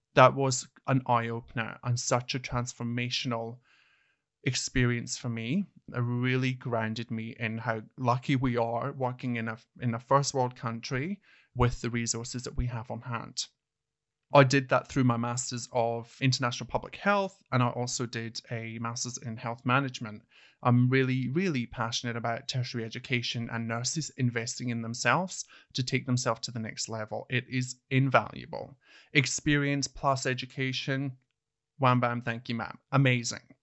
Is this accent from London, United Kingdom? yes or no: no; Hawick, Scotland, United Kingdom; moved away as an adult; now in Australia; I actually started my nursing career back in a small town called Hoyk, which is my hometown, spelled H A W I C K.